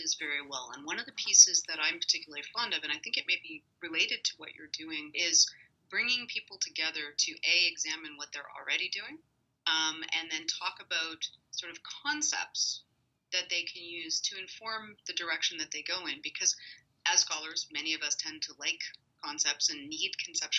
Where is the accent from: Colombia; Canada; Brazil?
Canada; I'm Canadian